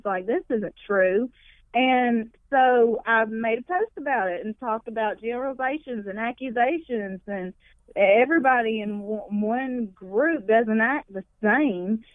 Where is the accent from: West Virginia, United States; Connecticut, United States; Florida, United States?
West Virginia, United States; McDowell County; where I grew up in McDowell County, the most Appalachian you could get.